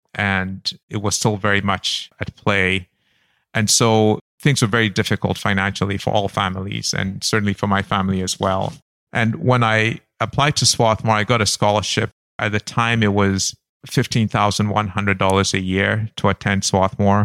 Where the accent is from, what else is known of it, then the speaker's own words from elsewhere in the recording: Accra, Greater Accra, Ghana; also born or lived in Kumasi; I grew up in Kumasi, Accra, the very early years, and then Accra when I was six years old, and came to school in Accra